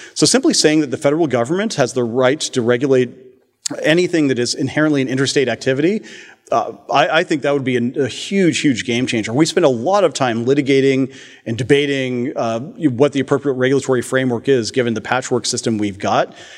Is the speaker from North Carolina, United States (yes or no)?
no; Palo Alto, California, United States; from Palo Alto